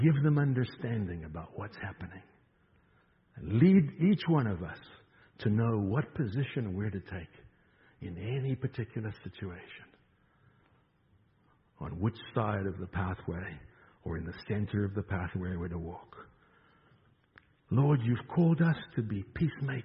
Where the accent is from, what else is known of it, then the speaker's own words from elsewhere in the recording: South Africa; moved away; I'm from South Africa